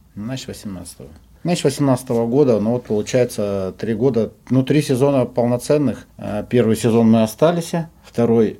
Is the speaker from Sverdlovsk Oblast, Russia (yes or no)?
no; Omsk, Omsk Oblast, Russia; moved away as an adult; also born or lived in Yekaterinburg; now in Rostov-on-Don, Russia; я сам с Омска. Родился в Омске